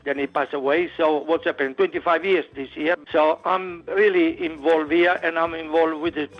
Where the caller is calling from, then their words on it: Mittagong, New South Wales, Australia; Good morning, Macca. … from Mittagong.